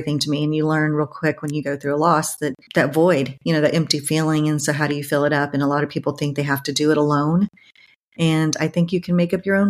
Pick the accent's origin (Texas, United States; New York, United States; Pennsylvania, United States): Texas, United States; San Antonio; I'm based and live in my hometown of San Antonio, Texas